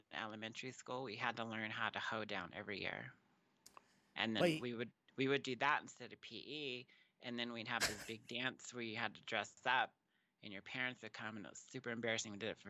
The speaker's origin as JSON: {"language": "English", "region": "Texas", "country": "United States", "tie": "born or raised there", "also_born_or_lived": "New Mexico", "lives_now": "California", "said": "I was born here in New Mexico, but I was actually raised in Texas. And when I moved to California, people from California thought I was from there."}